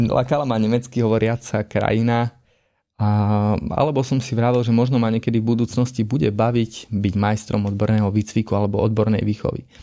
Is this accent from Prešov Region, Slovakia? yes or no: yes; Stiny, Prešov Region, Slovakia; also born or lived in Humenné; som zo Stiny